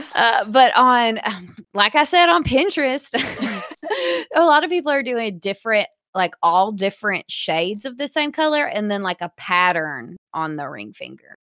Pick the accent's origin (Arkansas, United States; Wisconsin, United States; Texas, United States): Arkansas, United States; Hot Springs